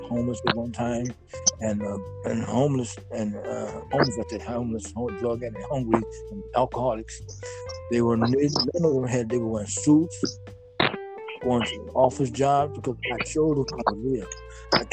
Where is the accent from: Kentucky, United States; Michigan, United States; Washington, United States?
Michigan, United States; Detroit; moved away as an adult; also born or lived in California / Ohio / Chicago; I'm originally from Detroit, Michigan.